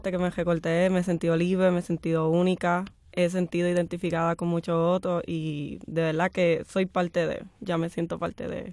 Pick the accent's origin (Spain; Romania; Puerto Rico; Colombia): Puerto Rico; Guayama; moved away; cuando yo regrese a Guayama